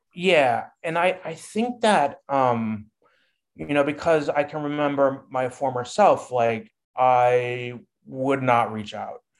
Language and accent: English; Midwest, United States; moved away; also born or lived in California; I was raised in the Midwest and sort of that Midwestern mentality